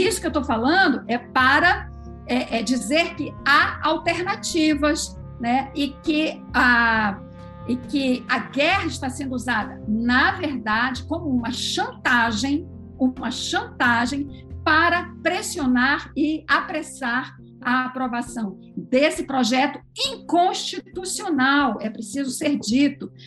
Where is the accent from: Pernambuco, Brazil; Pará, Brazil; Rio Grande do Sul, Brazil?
Pará, Brazil; Belém; somos amazônidas. Eu sou de Belém